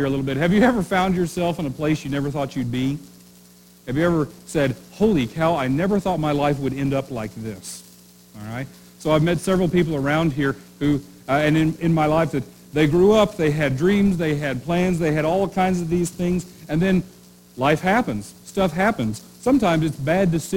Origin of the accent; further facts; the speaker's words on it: Oklahoma, United States; moved away as an adult; now in Maine, United States; I'm from Oklahoma